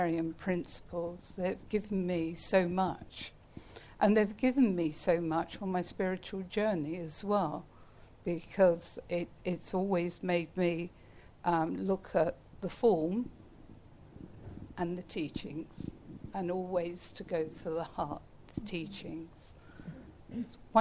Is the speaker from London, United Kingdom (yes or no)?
yes; London, United Kingdom; I was born in the East End of London in a political family. My parents were socialists, and they brought me up